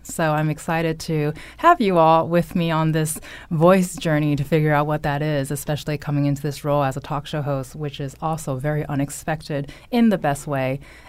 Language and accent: English; California, United States; That is my home state, so I'm not going to apologize if a little valley girl might come out every now and then.